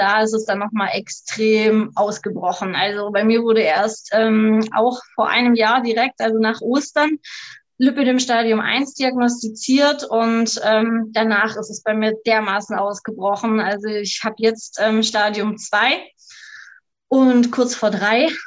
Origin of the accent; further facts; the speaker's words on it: Baden-Württemberg, Germany; komme vom wundervollen Bodensee, ähm, wohne jetzt auf der bayerischen Seite.